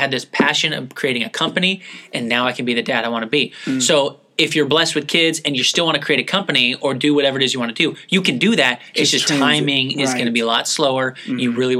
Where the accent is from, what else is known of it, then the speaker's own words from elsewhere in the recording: San Diego, California, United States; also born or lived in Washington / Oregon / Eugene, Oregon / Phoenix; now in Seattle, United States; I grew up in San Diego. We didn't have weather.